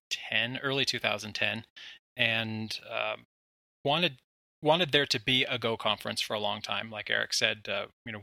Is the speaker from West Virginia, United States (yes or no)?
no; Wyoming, United States; moved away as an adult; also born or lived in Denver; now in Florida, United States; I'm originally from Wyoming, and everybody who grows up in Wyoming ends up in Denver if they want a tech job